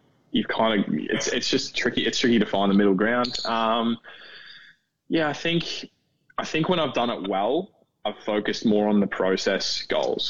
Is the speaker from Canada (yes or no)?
no; Australia; moved away as an adult; now in Orlando, United States; I'm an Australian citizen